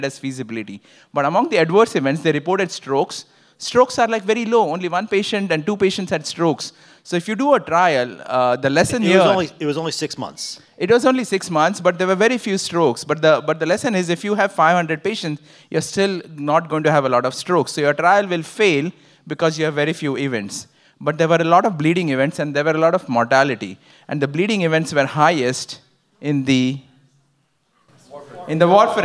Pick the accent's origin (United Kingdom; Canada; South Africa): Canada; Ottawa, Ontario; I'm from Ottawa